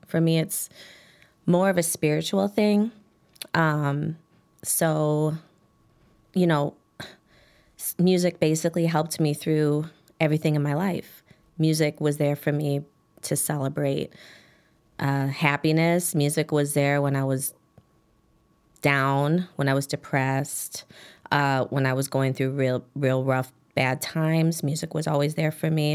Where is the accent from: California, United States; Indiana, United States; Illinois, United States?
Illinois, United States; Chicago; I grew up on Damon and Grands